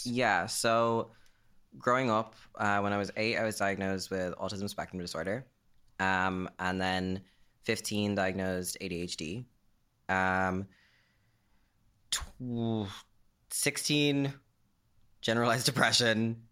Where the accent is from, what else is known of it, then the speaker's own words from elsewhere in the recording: Greystones, Leinster, Ireland; my hometown of Greystones